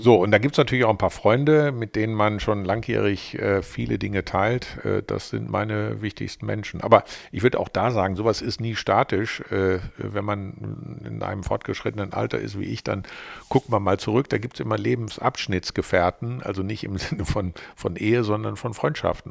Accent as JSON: {"language": "German", "region": "North Rhine-Westphalia", "country": "Germany", "moved": "as an adult", "lives_now": "Düsseldorf, Germany", "said": "eigentlich bin ich ja äh, äh Rheinländer mit westfälischen Wurzeln, weil ich ja mit, äh, wie alt war ich denn da, weiß ich nicht, 26, 27 hierher gekommen bin aus Westfalen"}